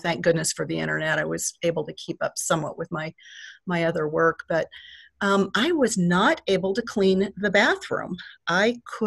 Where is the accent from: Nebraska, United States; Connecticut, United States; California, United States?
Nebraska, United States; Nebraska City; I'm a native, actually, of Nebraska City, so I was born and raised here